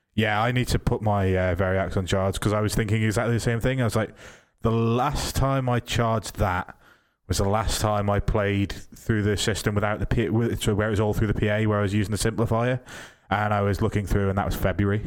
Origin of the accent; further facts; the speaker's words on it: Isle of Man; I'm from the Isle of Man